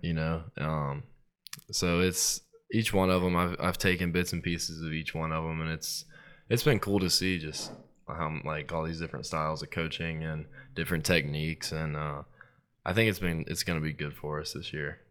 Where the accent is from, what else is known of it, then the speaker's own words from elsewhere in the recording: Starkville, Mississippi, United States; now in New Orleans, United States; growing up in Starkville